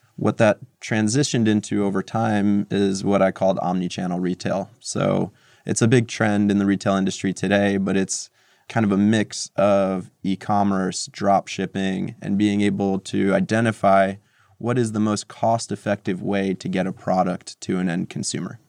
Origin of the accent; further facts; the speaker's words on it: Montclair, New Jersey, United States; moved away as an adult; also born or lived in Moscow, Russia / New York City; now in New York, United States; I grew up in New Jersey, not too far from New York, in a town called Montclair, about thirty minutes west of the city